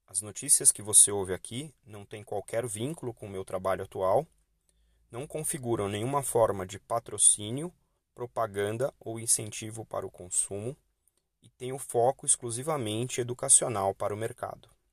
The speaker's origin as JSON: {"language": "Portuguese", "country": "Brazil", "said": "enquanto brasileiros"}